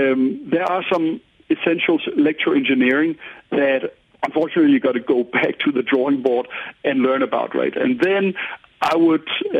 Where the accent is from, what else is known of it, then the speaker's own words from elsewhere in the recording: Paris, Île-de-France, France; So Paris, I grew up in Paris. It was an extremely car-centric city, and people almost got mad if they saw me on a bike